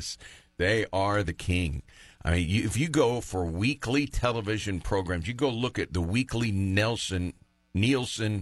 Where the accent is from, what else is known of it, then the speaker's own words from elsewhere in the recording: Macomb, Illinois, United States; moved away; Macomb, my hometown